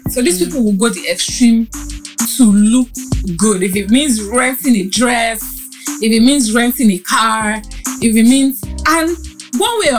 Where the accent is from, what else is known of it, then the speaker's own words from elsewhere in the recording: Ebute Metta, Lagos, Nigeria; that for someone like me that grew up in Ebute Metta. I grew up in Ebute Metta